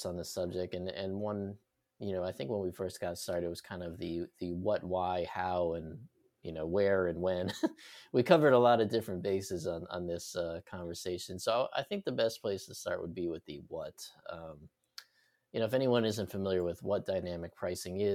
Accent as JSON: {"language": "English", "region": "New York", "country": "United States", "tie": "born or raised there", "said": "I grew up in New York"}